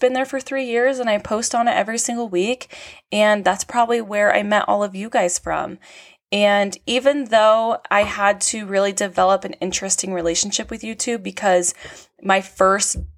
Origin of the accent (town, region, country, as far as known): California, United States; born or raised there